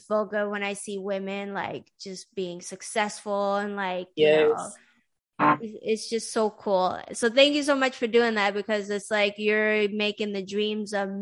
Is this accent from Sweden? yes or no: yes; Sweden; now in United States; I grew up in Sweden